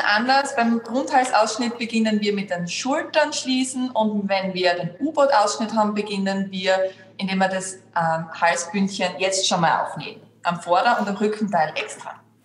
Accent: Graz, Styria, Austria; die … und ich komme aus Graz und sitze da auch in meinem Atelier in Graz

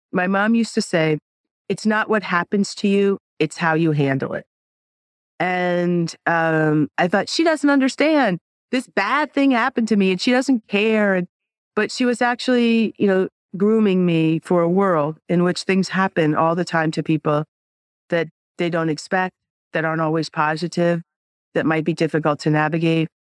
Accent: New York, United States; I'm a New Yorker.

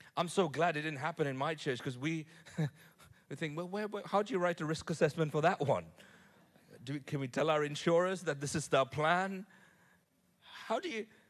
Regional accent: Nigeria; I was born in Nigeria

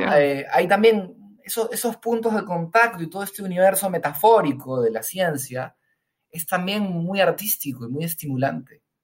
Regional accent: Peru; moved away as an adult; also born or lived in Spain; nací en Perú, viví aquí en Perú los primeros 20 años de mi vida y después me fui a vivir a España

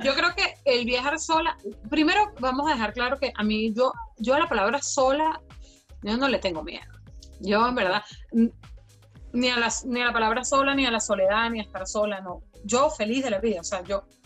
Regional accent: Venezuela; moved away as an adult; now in Ireland

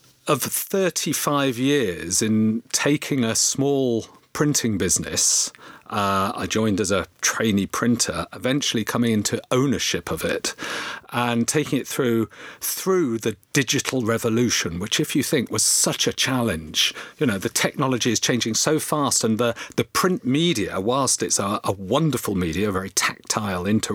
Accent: Oxford, South East England, United Kingdom; I grew up in Oxford, Oxfordshire

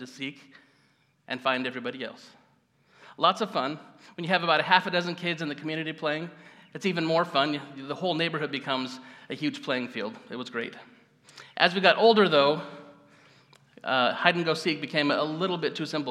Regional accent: Gridley, California, United States; I grew up in Gridley, just up the road.

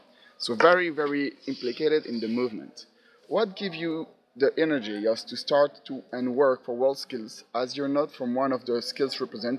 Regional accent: Belgium; from Belgium

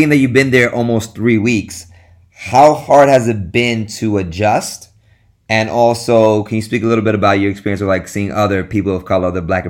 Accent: New York City, New York, United States; moved away as an adult; now in Costa Rica; I'm born and raised in Brooklyn, New York. I've been teaching music for the past 7 years, and I moved to Costa Rica to work at an international school.

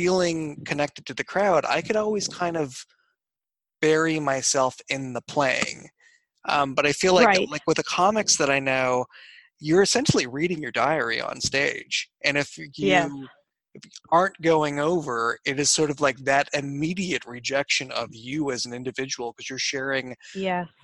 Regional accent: New England, United States; moved away; I'm from New England originally

